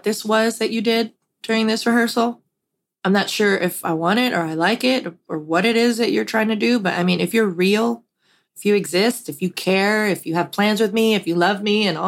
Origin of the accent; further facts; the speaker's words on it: Puerto Rico; a very large, influential church that I grew up in Puerto Rico